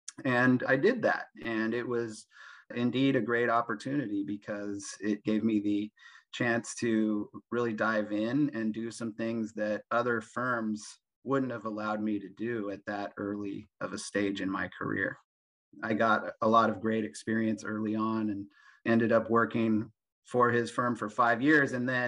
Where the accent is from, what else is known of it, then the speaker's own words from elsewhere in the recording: Sacramento, California, United States; also born or lived in Santa Barbara; I grew up in Sacramento, California, which is about 2 hours east of San Francisco. And it's the capital of California. So that's my hometown.